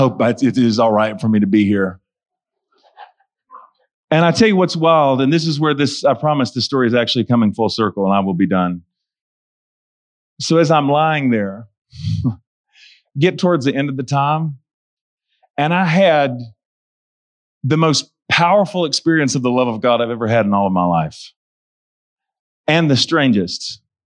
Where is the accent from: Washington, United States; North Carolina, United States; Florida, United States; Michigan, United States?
North Carolina, United States; Charlotte; I'm 3.5 hours away from my hometown where I lived.